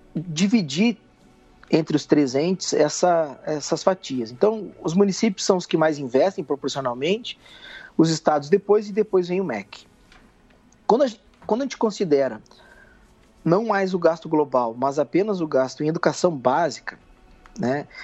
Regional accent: Alegrete, Rio Grande do Sul, Brazil; eu sou natural do Rio Grande do Sul, da fronteira oeste, de uma cidade chamada Alegrete

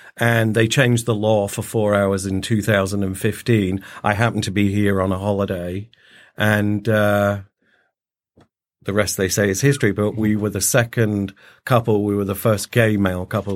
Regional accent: Little Lever, North West England, United Kingdom; now in United States; I was born up north near Manchester, a place called Little Lever, which is outside of Bolton

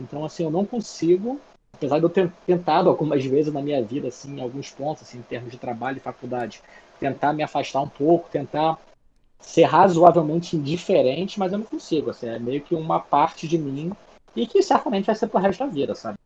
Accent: Rio de Janeiro, Brazil; moved away as an adult; eu sou do Rio, então assim, eu vivi meus 35 primeiros anos de vida no Rio.

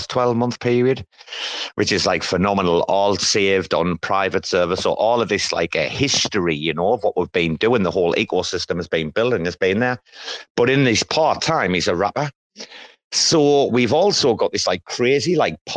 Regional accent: about 90 km from the Scottish border, England, United Kingdom; I'm actually an Englishman

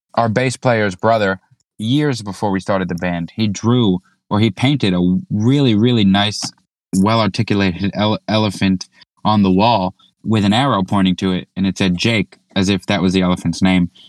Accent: Orange County, New York, United States; we're from Orange County, New York, about an hour north of Manhattan

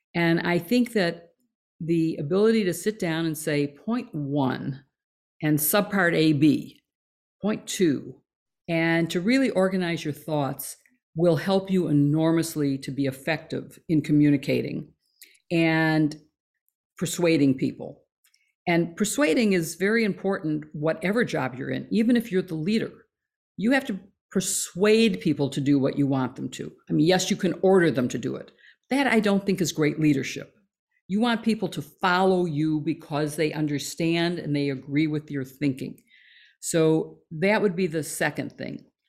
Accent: Chicago, Illinois, United States; also born or lived in Skokie, Illinois / Champaign, Illinois; I grew up in Chicago. I was born on the north side, uh, along the lakefront, and went to grade school in that neighborhood, and moved to Skokie when I started high school

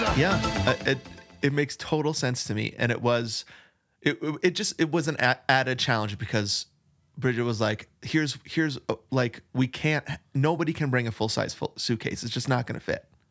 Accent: Arizona, United States; we're from Arizona

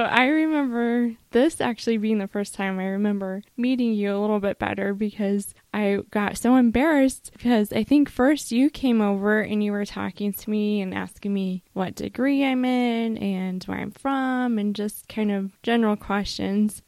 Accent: Colorado, United States; I grew up in Colorado

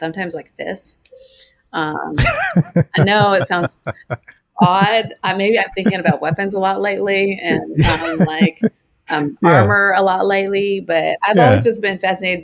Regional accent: Boulder, Colorado, United States; I grew up in Colorado, in Boulder, Colorado

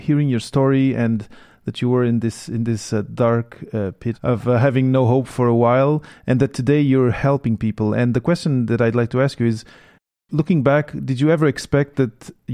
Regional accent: Portugal; moved away; I come from Portugal

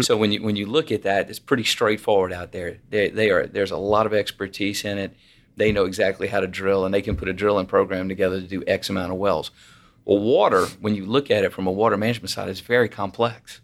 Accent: Louisiana, United States; I'm from Louisiana

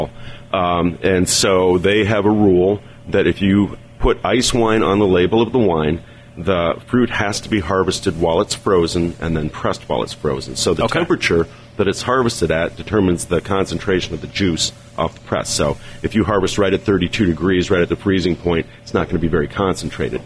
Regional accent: South Bend, Indiana, United States; I grew up in South Bend area

